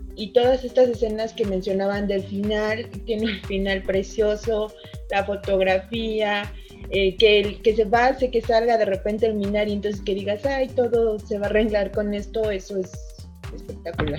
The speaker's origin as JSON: {"language": "Spanish", "country": "Mexico", "said": "nosotros como mexicanos"}